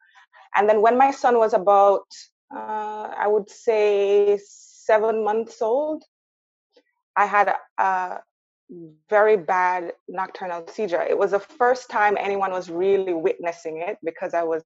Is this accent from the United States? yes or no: no; Jamaica; moved away as an adult; now in Canada; I grew up in Jamaica. I came to Canada when I was 18 years old for university.